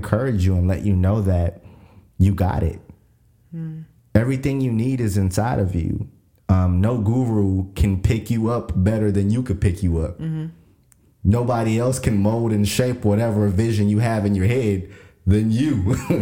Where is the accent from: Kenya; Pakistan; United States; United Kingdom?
Kenya; moved away; I was African and I was like, I'm from Kenya.